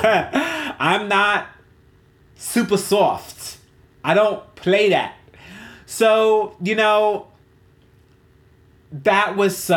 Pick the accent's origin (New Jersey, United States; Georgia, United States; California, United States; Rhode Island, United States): New Jersey, United States; South Orange; The neighborhood that I grew up in New Jersey, in South Orange, was called the Montrose Historic District